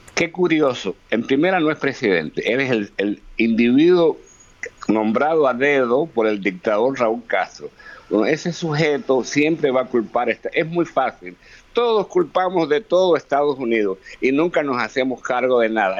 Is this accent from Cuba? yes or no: yes; Cuba; moved away as an adult; yo soy cubano, viví veintitantos años en Cuba y llevo varias décadas fuera